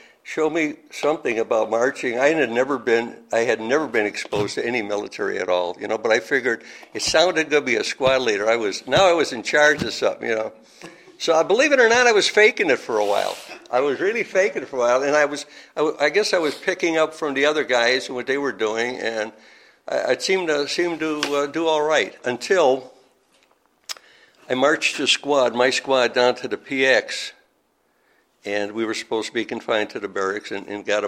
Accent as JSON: {"language": "English", "town": "Chicago", "region": "Illinois", "country": "United States", "tie": "born or raised there", "moved": "as an adult", "said": "I was born and raised in Chicago, and never been out of that city"}